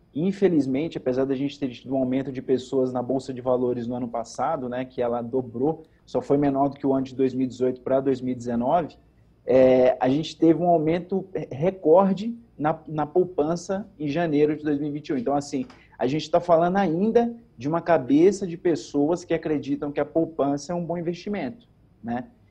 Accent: Pernambuco, Brazil; now in Campinas, Brazil; Eu sou pernambucano, né? Sim. Graças a Deus, radicado no estado de São Paulo

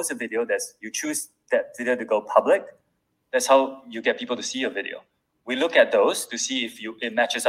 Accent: Singapore; I'm Singaporean.

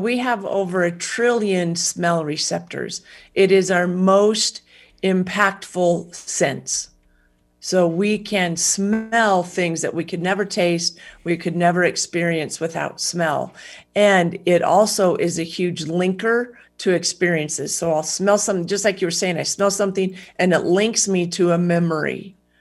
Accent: United States; as an American citizen

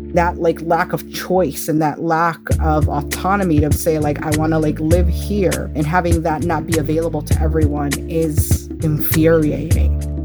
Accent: Chicago, Illinois, United States; growing up in Chicago

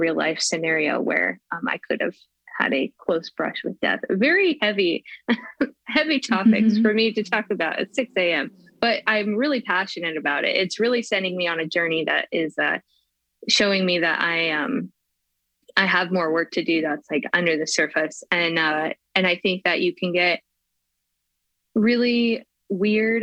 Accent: Spokane, Washington, United States; here in my hometown of Spokane

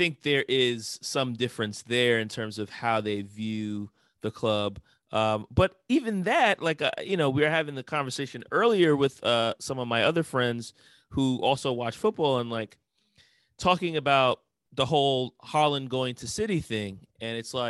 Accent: New York, United States; I can remember growing up in New York and kids making fun of me for being a Knicks fan

